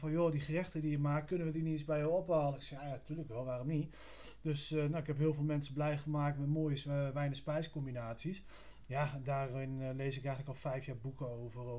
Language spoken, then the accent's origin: Dutch; Groningen, Netherlands; 31 eh, jaar jong. En ik kom helemaal uit Groningen